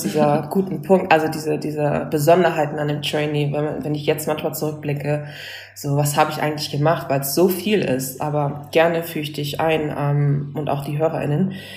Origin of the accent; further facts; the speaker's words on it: Hamburg, Germany; moved away as an adult; now in Berlin, Germany; ich komme ja ursprünglich aus Hamburg